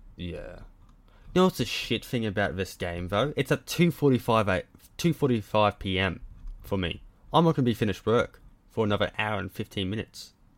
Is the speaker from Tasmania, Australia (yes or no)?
no; Cloncurry, Queensland, Australia; I'm from Cloncurry.